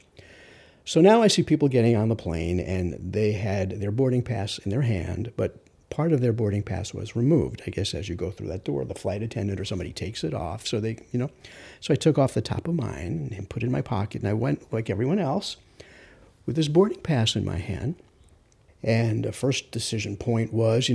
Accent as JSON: {"language": "English", "town": "New York City", "region": "New York", "country": "United States", "tie": "born or raised there", "said": "I'm from Rockaway, so I know this geography very well"}